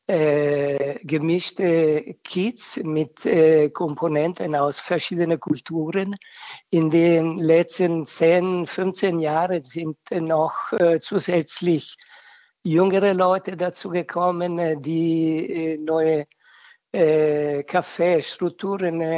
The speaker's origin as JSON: {"language": "German", "country": "Italy", "said": "Das ist ein Mehrwert, was äh, für mich gerade als Italiener total wichtig ist."}